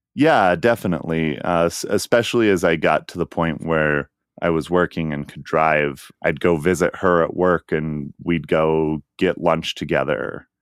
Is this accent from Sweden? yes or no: no; Utah, United States; Growing up in Utah, it's really hard to have any sort of social life without being part of the Mormon church